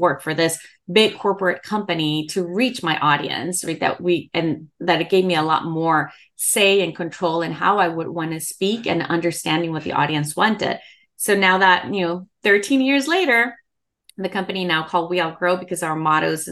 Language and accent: English; El Salvador; moved away; also born or lived in Houston, Texas, United States; born in Houston, Texas. My parents are both from El Salvador and I grew up in El Salvador. I grew up between both countries.